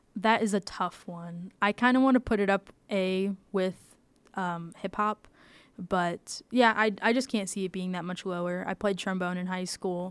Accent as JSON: {"language": "English", "region": "the South", "country": "United States", "tie": "born or raised there", "moved": "yes", "said": "I grew up in the South"}